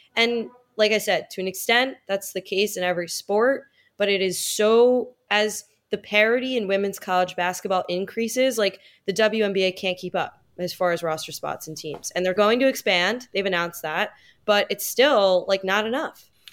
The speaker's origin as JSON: {"language": "English", "country": "United States", "tie": "born or raised there", "said": "when I was growing up in the United States"}